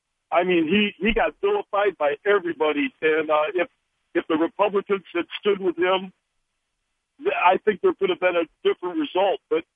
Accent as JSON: {"language": "English", "region": "Wisconsin", "country": "United States", "moved": "yes", "lives_now": "Pennsylvania, United States", "said": "Yeah, I'm from Wisconsin."}